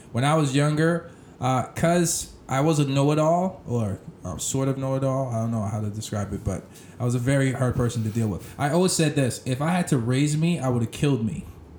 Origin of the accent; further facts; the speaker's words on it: Boston, Massachusetts, United States; I grew up in, I lived all over the place, Mattapan, Dorchester, Hyde Park, you name it, yep.